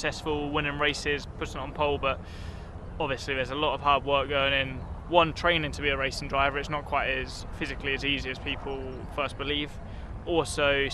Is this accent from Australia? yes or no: no; United Kingdom; being British